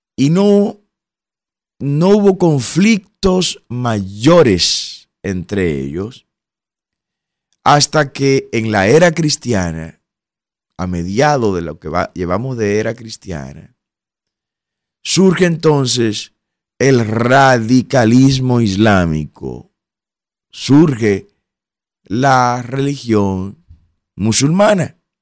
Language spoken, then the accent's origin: Spanish; Dominican Republic; como dominicanos